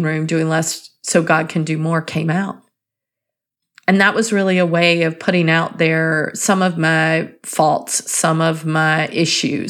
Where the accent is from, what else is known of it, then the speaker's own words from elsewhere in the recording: North Carolina, United States; I grew up in North Carolina, and I can say this because I did grow up there and our language is a bit different.